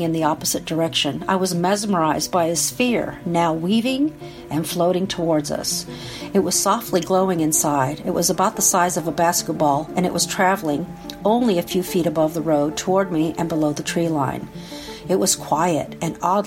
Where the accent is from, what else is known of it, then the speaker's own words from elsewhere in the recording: Valdivia, Los Ríos, Chile; moved away; also born or lived in United States; I was born in Chile in 1961.